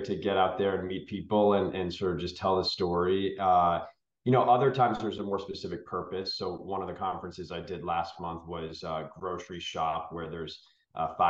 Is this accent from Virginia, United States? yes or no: no; outside of Boston, Massachusetts, United States; I grew up outside of Boston, Massachusetts, and I'm the youngest of three boys